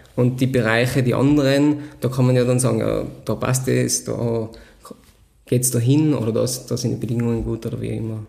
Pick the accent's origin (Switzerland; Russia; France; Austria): Austria; Sellraintal, Tyrol; geboren, aufgewachsen und veredelt im Sellrental